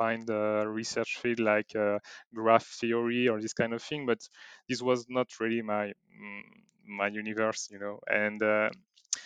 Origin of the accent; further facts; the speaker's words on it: Bordeaux, Nouvelle-Aquitaine, France; I'm from France, in Bordeaux, to be accurate